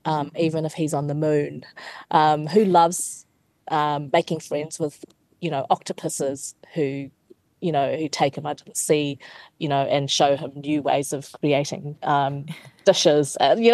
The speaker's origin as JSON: {"language": "English", "country": "New Zealand", "tie": "born or raised there", "said": "specifically to growing up in New Zealand."}